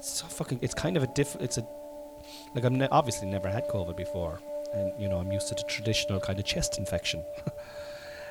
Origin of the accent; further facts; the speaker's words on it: Ireland; I'm Irish. We're all Irish. Irish. I'm Irish